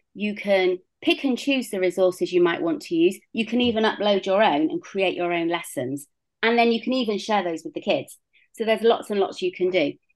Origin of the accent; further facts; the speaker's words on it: Bristol, South West England, United Kingdom; moved away as an adult; also born or lived in South Africa; So, as you can hear, I'm British. I grew up in Bristol, um, which is a fairly large city in the southwest of the UK